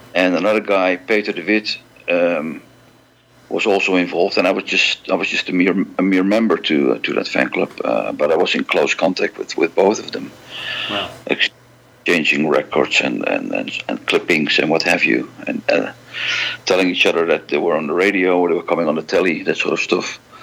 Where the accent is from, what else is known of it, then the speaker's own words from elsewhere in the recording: Amsterdam, North Holland, Netherlands; born and raised in Amsterdam, uh, the Netherlands.